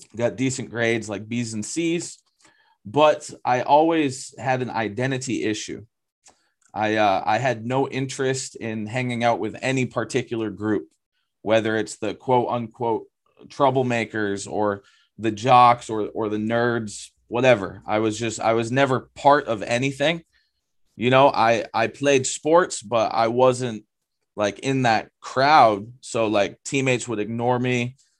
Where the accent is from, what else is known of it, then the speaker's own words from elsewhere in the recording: Lakes Region, New Hampshire, United States; moved away as an adult; I grew up in the Lakes region area of New Hampshire.